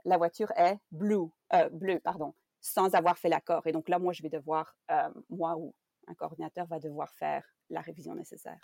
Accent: Belgium; first language French; moved away as an adult; now in Canada; je suis belge. J'ai étudié la traduction en Belgique

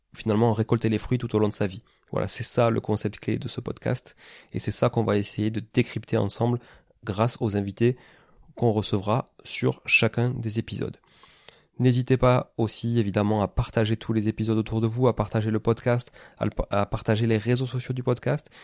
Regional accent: Toulouse, Occitania, France; moved away as an adult; also born or lived in Canada; Je suis né à Toulouse, hein, qui est une ville donc dans le sud-ouest de la France

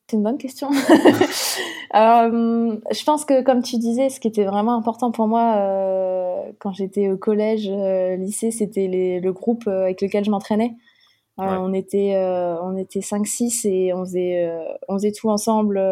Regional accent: Chaumont, Grand Est, France; moved away; also born or lived in Montpellier; je viens du nord-est de la France à l'origine. Euh, de Chaumont, donc préfecture de la Haute-Marne

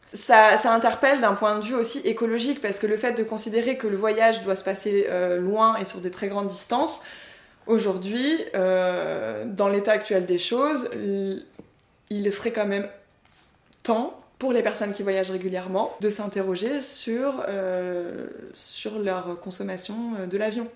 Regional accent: Paris suburbs, Île-de-France, France; je me resitue en tant que Française, de la banlieue parisienne, certes, mais Française quand même

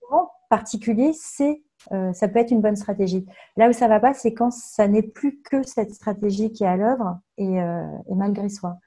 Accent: Tours, Centre-Val de Loire, France; also born or lived in Nanterre; now in Langeais, France; j'ai grandi à Tours

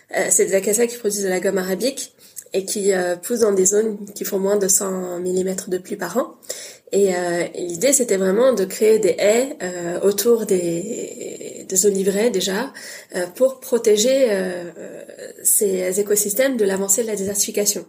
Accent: Paris, Île-de-France, France; j'ai une mère bretonne et un père tunisien et je suis née à Paris

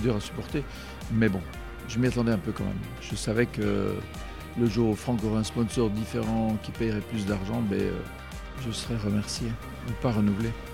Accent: Brussels, Brussels-Capital Region, Belgium; en tant que Belge

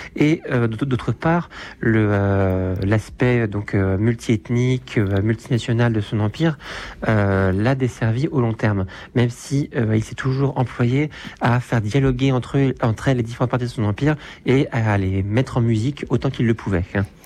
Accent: France; nous, en tant que Français

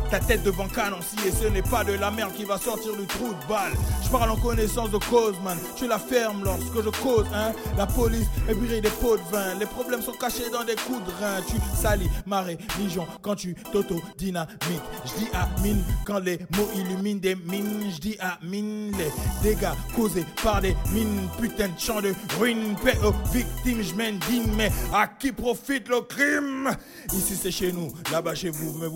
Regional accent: Gabon; now in France; quand j'étais au bled, quand j'étais chez moi au Gabon, chaque dimanche, eh, c'était comme si c'était la fête.

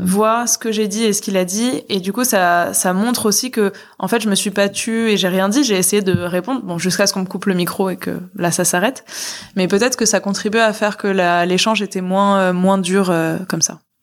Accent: Boulogne-Billancourt, Île-de-France, France; je suis née à Boulogne, j'ai grandi à Boulogne, enfin c'était ma, ma ville

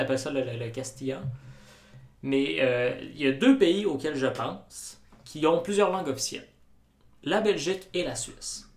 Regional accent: Quebec, Canada

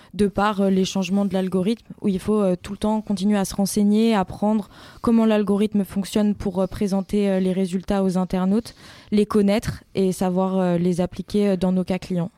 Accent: Rambouillet, Île-de-France, France; also born or lived in Montpellier

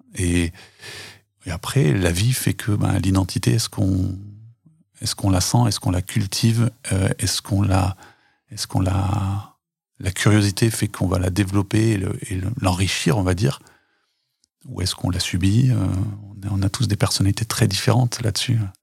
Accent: Tence, Auvergne-Rhône-Alpes, France; c'est là où je suis né, où j'ai grandi

